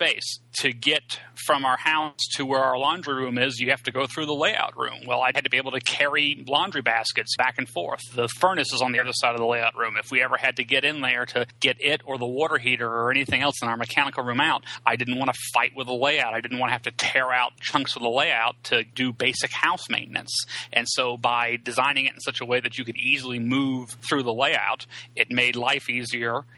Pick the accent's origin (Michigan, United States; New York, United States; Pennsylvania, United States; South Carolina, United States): South Carolina, United States; Charleston; moved away as an adult; also born or lived in Ames, Iowa; the city of Charleston, South Carolina, which is where I grew up